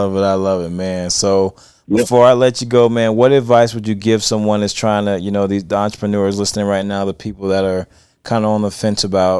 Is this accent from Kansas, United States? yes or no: no; Florida, United States; I'm from Florida.